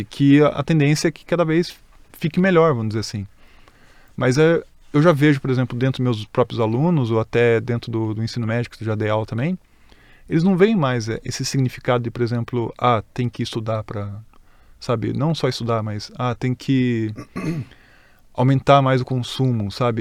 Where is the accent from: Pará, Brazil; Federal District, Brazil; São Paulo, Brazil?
São Paulo, Brazil; Greater; a gente é da Grande São Paulo